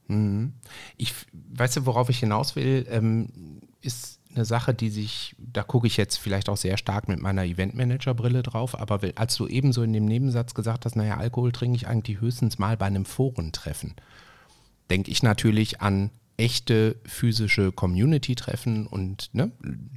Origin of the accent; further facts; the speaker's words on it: Essen, North Rhine-Westphalia, Germany; der hatte ein eigenes Restaurant bei uns in Essen-Frintrop